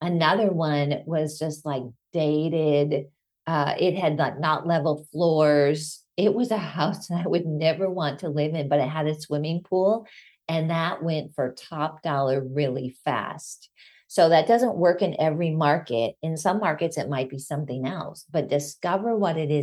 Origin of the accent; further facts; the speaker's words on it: Minnesota, United States; moved away; also born or lived in Colorado; Growing up in Minnesota and in Colorado, living there for a little bit, you don't have detached laundry rooms